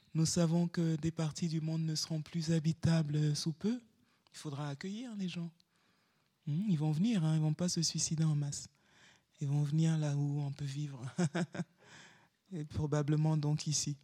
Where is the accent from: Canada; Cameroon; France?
Cameroon; Douala, Littoral; moved away as an adult; now in Lomé, Togo; là où j'habite, à Lomé, le quartier de ma toute petite enfance à Douala